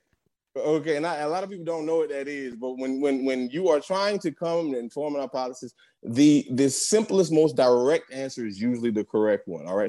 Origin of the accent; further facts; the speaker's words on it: New Jersey, United States; also born or lived in West Philadelphia, Pennsylvania; I was born in West Philly, raised in South Jersey